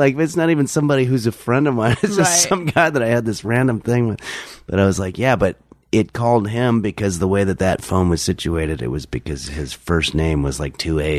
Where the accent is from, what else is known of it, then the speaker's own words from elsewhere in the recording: Englewood, New Jersey, United States; also born or lived in New York City; now in Los Angeles, United States; I was born in New York City. And then when I was 8, we moved to Englewood, New Jersey. And then moved out here when I was 13.